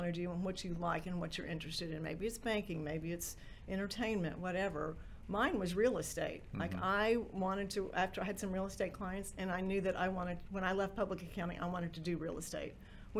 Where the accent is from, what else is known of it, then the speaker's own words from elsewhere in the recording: Tulsa, Oklahoma, United States; now in Dallas, United States; I grew up in Tulsa, Oklahoma